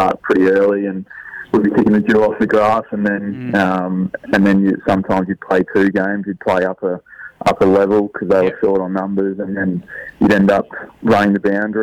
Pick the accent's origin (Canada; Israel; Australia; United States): Australia; West Gippsland, Victoria; moved away as an adult; now in Adelaide, Australia; I grew up in a little small country town in West Gippsland called Katani.